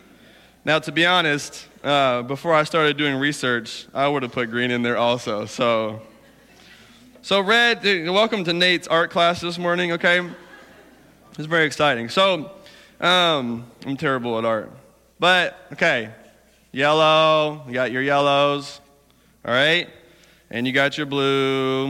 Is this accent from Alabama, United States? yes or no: yes; Alabama, United States; accent: southern; moved away; I'm from Alabama